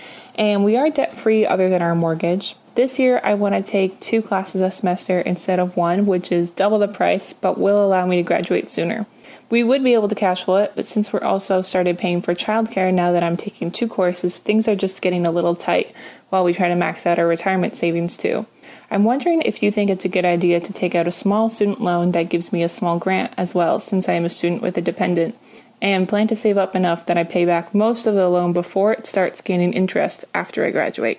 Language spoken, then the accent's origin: English; Victoria, British Columbia, Canada; I'm from Victoria in British Columbia, Canada.